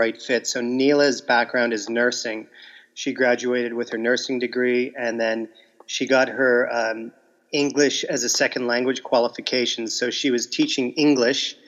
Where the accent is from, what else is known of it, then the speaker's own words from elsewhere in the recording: Windsor, Ontario, Canada; moved away as an adult; I'm from Canada, Windsor, Ontario, which is a border city with Detroit, Michigan